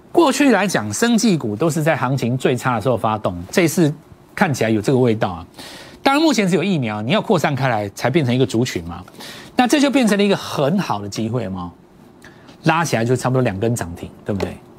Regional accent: Taiwan; 很多我们台湾长大的

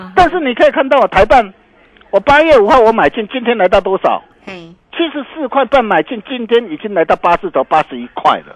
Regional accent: Taiwan; 我们台湾人

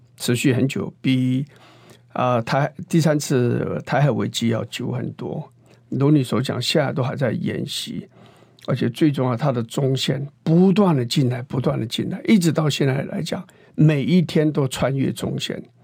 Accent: Shanlin / Meinong, Kaohsiung, Taiwan; 在我们乡下

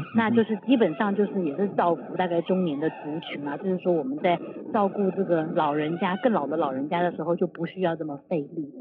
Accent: Taiwan; 因为我们就是台湾的这个社会，其实跟日本是有一点相像。

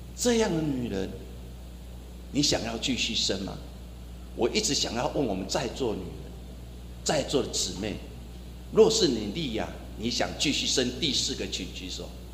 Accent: Taiwan; 我们台湾人常常说，哦，有够碎当当

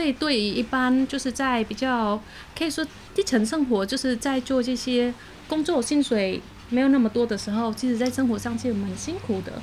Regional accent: Cambodia; now in Taiwan; 我是来自柬埔寨，嗯哼。然后居住在台湾，算是移民在台湾

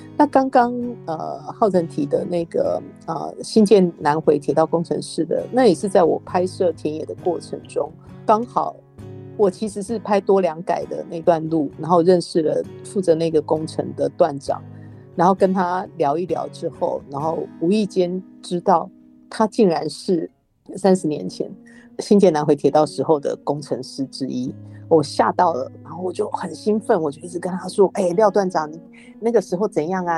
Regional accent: Taiwan; 我身在台湾

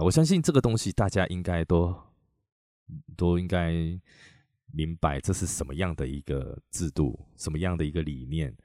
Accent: Chiayi, Taiwan; also born or lived in Taipei; now in Taichung, Taiwan; 我回我老家嘉义啊，在嘉义

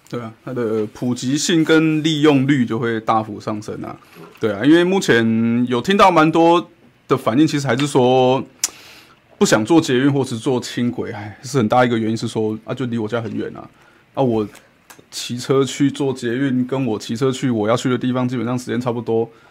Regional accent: Kaohsiung, Taiwan; 就是从街的这一面到对面，我们也是要骑摩托车，这就是高雄人的坚持

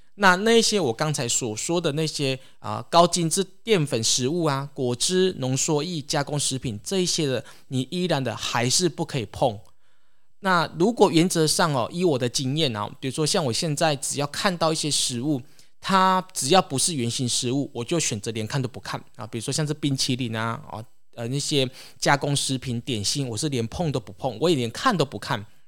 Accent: Taiwan; 我们台湾人

